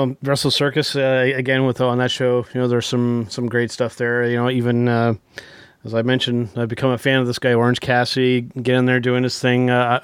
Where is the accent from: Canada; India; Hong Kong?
Canada; as another Canadian